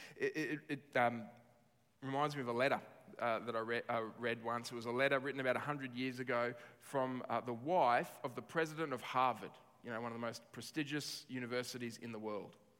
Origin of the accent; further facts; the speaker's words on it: Australia; as Australian citizens